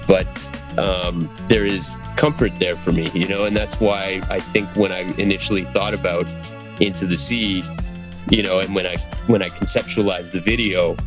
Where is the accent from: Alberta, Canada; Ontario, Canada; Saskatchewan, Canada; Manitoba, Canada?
Manitoba, Canada; Churchill; also born or lived in British Columbia; now in Winnipeg, Canada; I was born in British Columbia, on a small island, and then we moved to Churchill